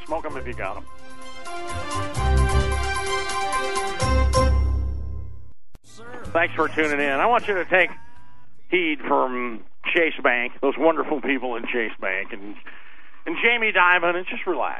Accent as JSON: {"language": "English", "region": "Arizona", "country": "United States", "tie": "born or raised there", "said": "I grew up in Arizona"}